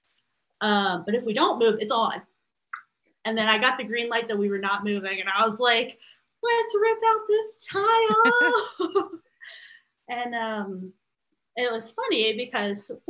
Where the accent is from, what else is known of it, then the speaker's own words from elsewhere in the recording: Louisiana, United States; now in Chicago suburbs, United States; I'm from Louisiana. And we currently live in the Chicago suburbs. So, my whole family is back in Louisiana.